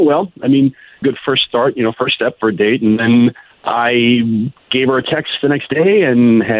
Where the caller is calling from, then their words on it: Apopka, Florida, United States; I'm calling from Apopka.